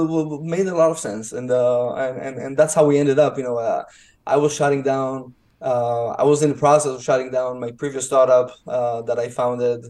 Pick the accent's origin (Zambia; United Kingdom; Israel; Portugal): Israel; moved away as an adult; now in Dallas, United States; I'm originally from Israel. I mean, you can hear in my accent